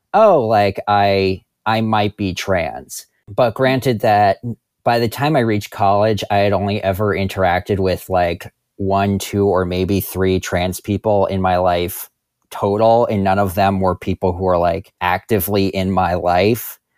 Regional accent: New Jersey, United States; I am from New Jersey.

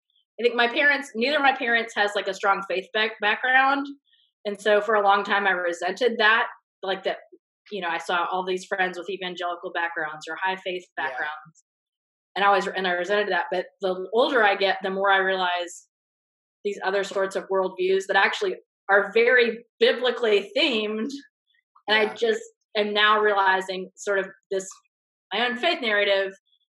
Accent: Memphis, Tennessee, United States; So I grew up in Midtown Memphis in the 80s.

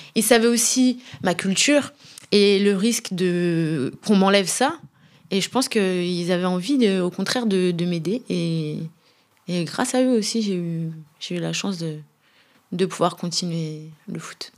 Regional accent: Brest, Brittany, France; also born or lived in Rabat, Morocco; je suis née au Maroc à Rabat. J'ai cinq frères et sœurs, une grande famille. Voilà, j'ai grandi à Brest

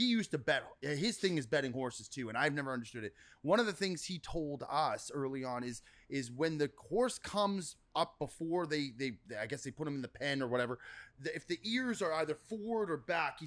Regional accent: Vancouver, British Columbia, Canada; moved away as an adult; now in Los Angeles, United States; I grew up in Vancouver, so I'm a Canucks fan

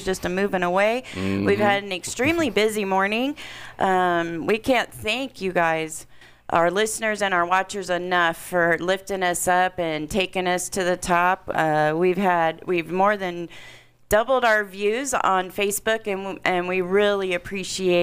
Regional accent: Indiana, United States; moved away; I'm from Indiana originally, just about probably half an hour from where this is being taken place

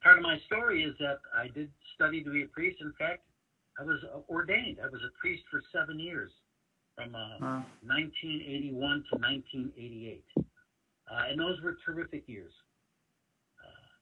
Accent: Chicago, Illinois, United States; We grew up on the South Side

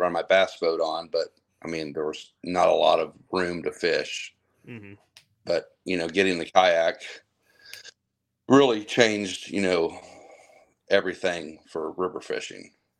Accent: Middletown, Ohio, United States; now in Monroe, United States; I'm originally from Middletown. I live in Monroe now.

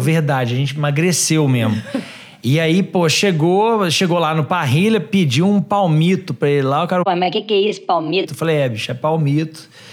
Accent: Minas Gerais, Brazil; Sou de Minas Gerais

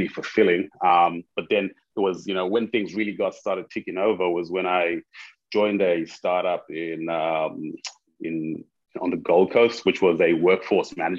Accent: Zimbabwe; moved away as an adult; I'm originally from Zimbabwe. I moved here for uni many years ago.

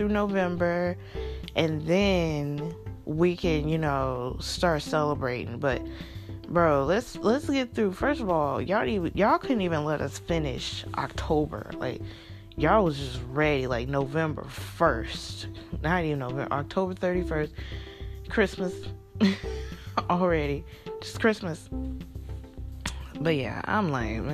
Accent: Kentucky, United States; now in Mississippi, United States; originally I'm from Kentucky

